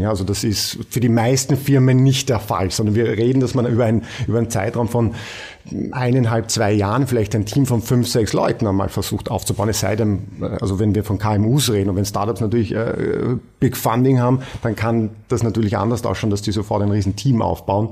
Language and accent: German; Austria; bei uns in Österreich